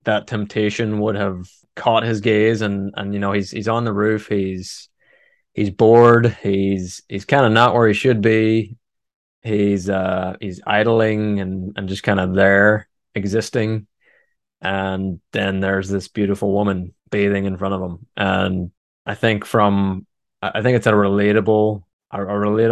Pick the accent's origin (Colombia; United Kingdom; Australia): United Kingdom; Northern Ireland; moved away; I'm originally from Northern Ireland